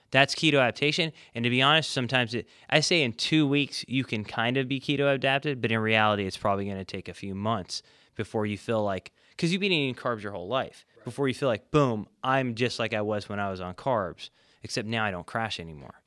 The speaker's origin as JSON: {"language": "English", "region": "California", "country": "United States", "moved": "yes", "said": "I'm originally from California"}